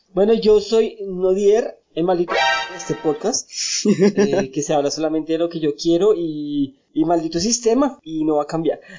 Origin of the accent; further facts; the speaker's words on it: Bogotá, Colombia; los que somos de Bogotá